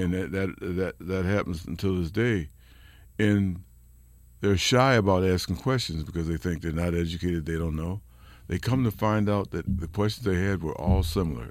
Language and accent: English; Rochester, New York, United States; moved away as an adult; also born or lived in Berkeley, California; Rochester, New York, my hometown.